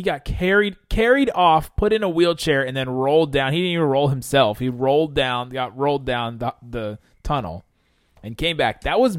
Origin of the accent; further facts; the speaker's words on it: Los Angeles, California, United States; born there; I was born in Los Angeles, and I love the Lakers.